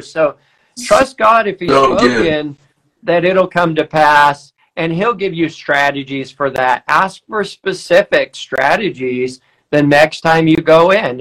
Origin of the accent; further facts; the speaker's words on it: Weaverville, California, United States; I'm from Weaverville